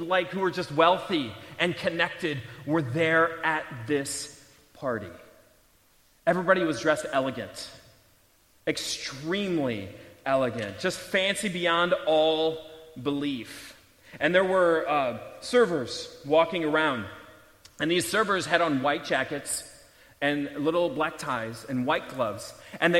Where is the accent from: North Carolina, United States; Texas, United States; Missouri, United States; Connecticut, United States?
Missouri, United States; St. Louis; moved away; I grew up in St. Louis, and I was still there at the time